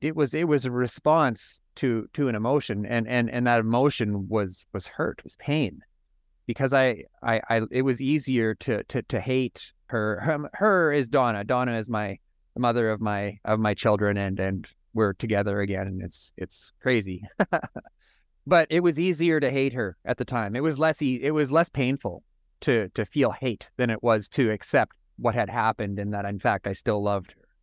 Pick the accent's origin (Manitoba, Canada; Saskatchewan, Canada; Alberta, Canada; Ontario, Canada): Saskatchewan, Canada; Saskatoon; I'm from Saskatoon, Saskatchewan, up in Canada.